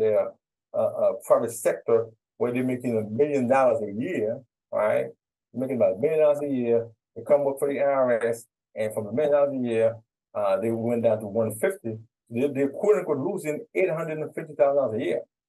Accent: Haiti; now in United States; I'm from Haiti

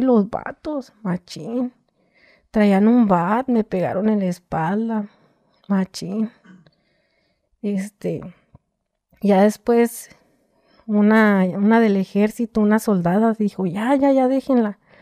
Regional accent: Tijuana, Baja California, Mexico; also born or lived in Michoacán; yo soy de aquí de Tijuana

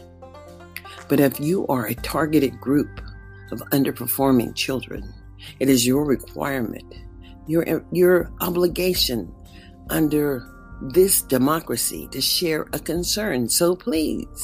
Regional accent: United States; I am an American

